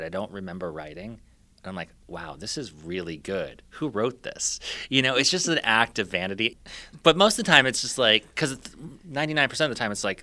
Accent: Los Angeles, California, United States; moved away as an adult; also born or lived in Miami / Houston; now in Chapel Hill, United States; I grew up in Los Angeles in the 80s

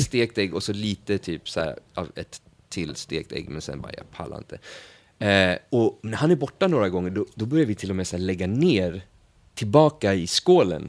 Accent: Sweden; vi är från Sverige

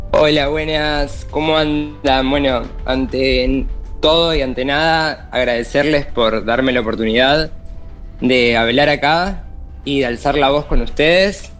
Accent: Buenos Aires Province, Argentina; soy acá el conurbano Zona

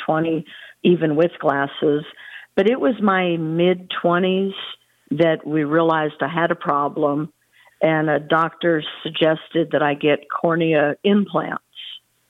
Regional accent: California, United States; now in Texas, United States; I live in Texas. I grew up in California

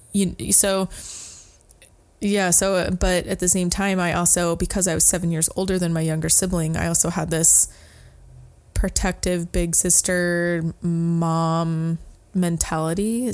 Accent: Sandy, Oregon, United States; I grew up in a little town called Sandy by Mount Hood

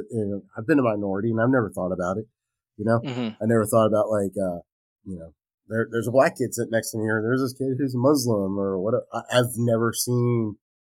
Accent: Virginia Beach, Virginia, United States; Well, see, my family's from Carolina, and I grew up primarily in Virginia Beach. And we got stationed there in 84, 85.

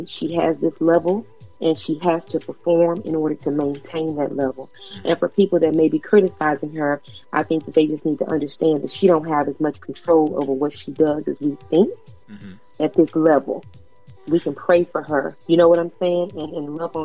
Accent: Texas, United States; I'm from Texas.

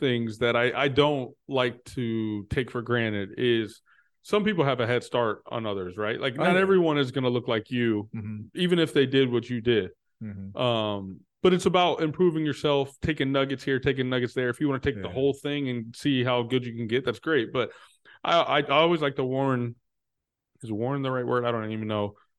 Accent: Texas, United States; I'm from Texas, where working out and weightlifting in middle school is a thing.

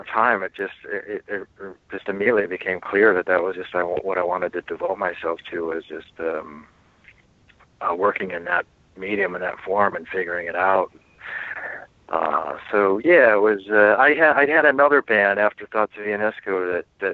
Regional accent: Midwest, United States; the type of people I grew up around in Midwest, you know, America

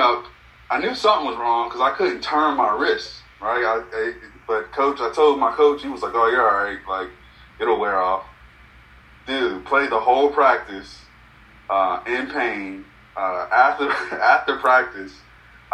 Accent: Greensboro, North Carolina, United States; also born or lived in Robersonville, North Carolina; I'm from Robertsonville, North Carolina, born and raised

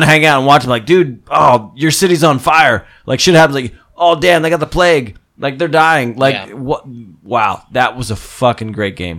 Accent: Phillipsburg, New Jersey, United States; moved away; my hometown from New Jersey, which is Phillipsburg

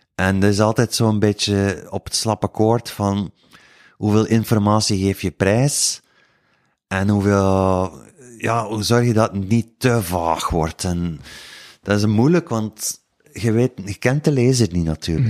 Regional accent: Woesten, Flanders, Belgium; accent: West Flemish; ik ben al eens van de West ook en niet van Kortrijk. Dat is nog iets, dat is nog een heel ander accent.

